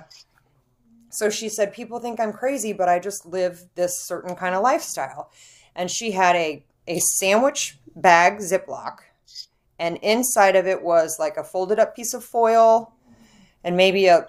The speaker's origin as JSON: {"language": "English", "region": "Midwest", "country": "United States", "said": "we're from the Midwest and we have space"}